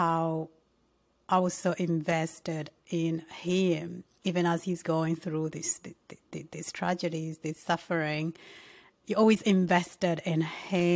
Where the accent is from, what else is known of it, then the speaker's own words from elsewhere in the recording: Uganda; I'm from Uganda, so South Sudan is just our neighboring country